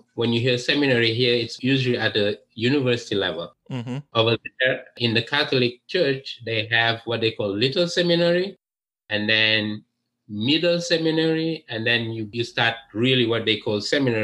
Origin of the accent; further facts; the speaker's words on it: Dakar, Senegal; English is a second language; moved away as an adult; also born or lived in France; now in United States; I was born in Dakar, which is the capital of Senegal in West Africa